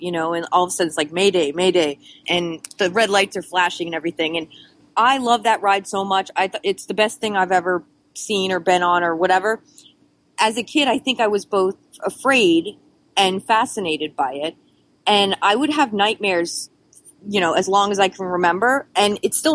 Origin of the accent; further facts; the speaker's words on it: South Florida, United States; I'm from South Florida. And as a South Florida kid, as a Florida kid, you go to Disney like 3 times a year